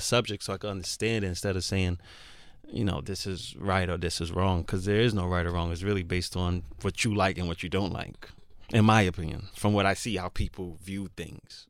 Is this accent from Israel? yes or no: no; Jamaica; me growing up as a Jamaican